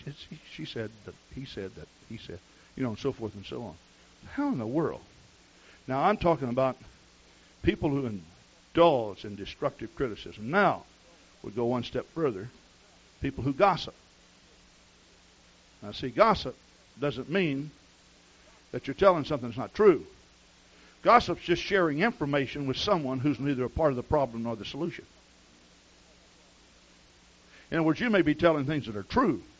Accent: the South, United States; I grew up in the South, and the culture is so different there

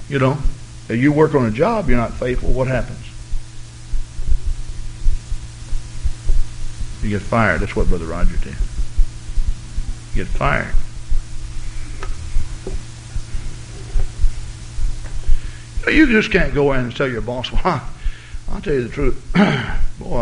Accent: the South, United States; moved away; I grew up in the South, and I'm not saying I'm a Southern gentleman

